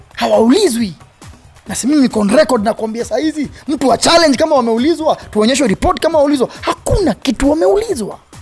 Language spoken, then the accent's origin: Swahili; Kenya; Sisi mimi ni Mkenya